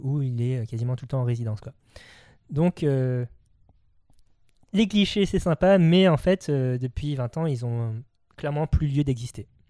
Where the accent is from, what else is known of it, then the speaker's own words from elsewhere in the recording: France; nous, en tant que Français